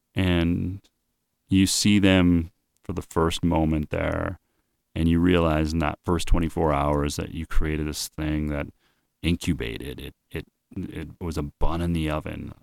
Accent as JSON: {"language": "English", "town": "Winnipeg", "region": "Manitoba", "country": "Canada", "tie": "born or raised there", "said": "I grew up in Winnipeg with a lot of Jewish people"}